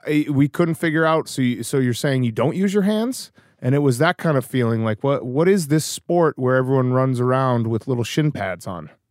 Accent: Newton, Massachusetts, United States; also born or lived in Chicago; I grew up on the East Coast

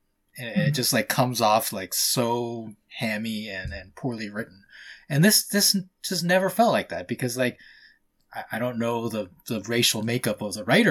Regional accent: United States; I am very American. Like, I grew up here 90% of my life.

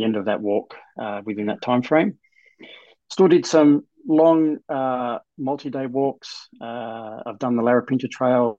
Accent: Blue Mountains, New South Wales, Australia; also born or lived in Perth / Queensland / England; I lived in the Blue Mountains, grew up in the Blue Mountains

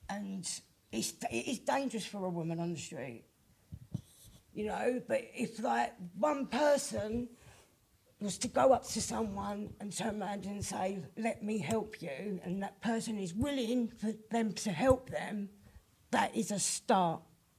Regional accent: Plumstead, London, United Kingdom; born there; told to F off back to my own country, even though I was born in Plumstead.

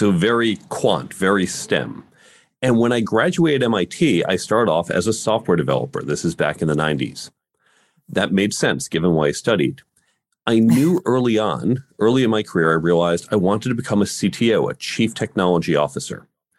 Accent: New York, United States; also born or lived in Chicago, United States; I grew up in the suburbs of New York City and Chicago.

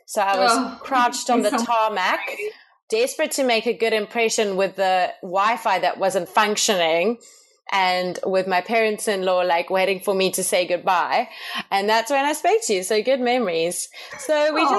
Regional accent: South Africa; moved away as an adult; also born or lived in Canada; We come from South Africa, in case anyone was wondering what the weird accent is

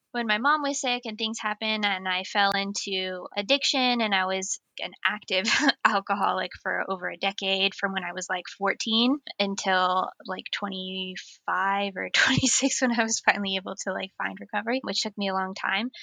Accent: United States; accent: American; moved away as an adult; now in North East England, United Kingdom; I am an American transplant also living in the northeast of England.

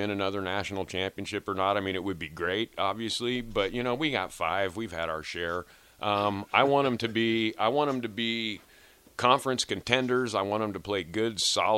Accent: Lincoln, Nebraska, United States; also born or lived in Colorado; I am from Lincoln

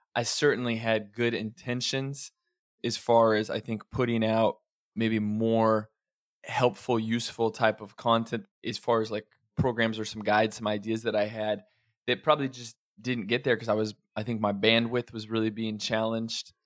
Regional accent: Oregon and Idaho, Pacific Northwest, United States; I grew up a lot of my childhood was in Oregon and Idaho

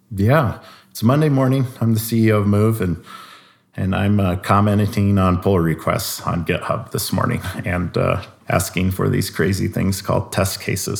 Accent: Iowa, United States; I'm from Iowa

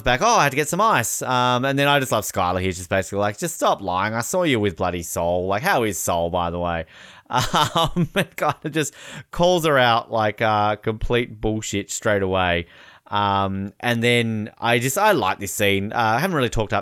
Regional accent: Australia; I'm from Australia.

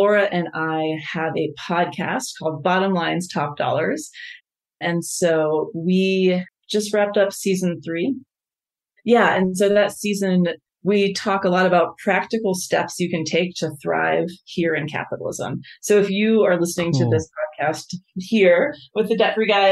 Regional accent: United States; as an American, as someone who left the country and came back

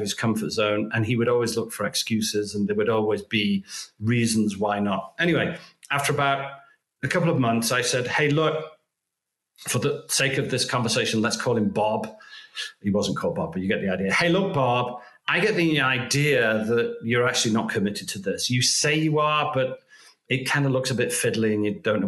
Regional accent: United Kingdom; now in United States; I'm British

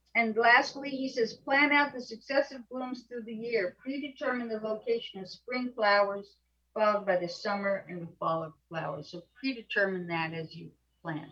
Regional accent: New York City, New York, United States; I grew up in apartments in New York City

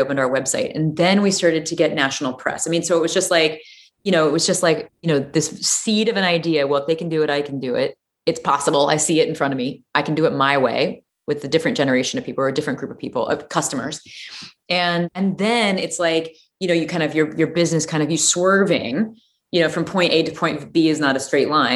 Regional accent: Peoria, Illinois, United States; I grew up in Peoria, Illinois.

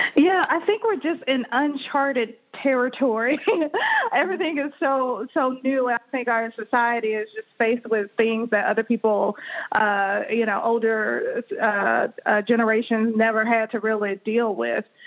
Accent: Birmingham, Alabama, United States; moved away as an adult; also born or lived in Boston, Massachusetts; now in Maryland, United States; I'm originally from Birmingham, Alabama

